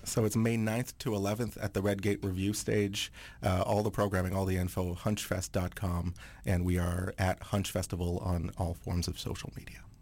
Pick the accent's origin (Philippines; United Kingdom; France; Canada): Canada; Aylmer, Quebec; first language French; English is a second language; moved away as an adult; also born or lived in Montreal; now in Vancouver, Canada; I grew up in Aylmer, which is, like, right on the Gatineau side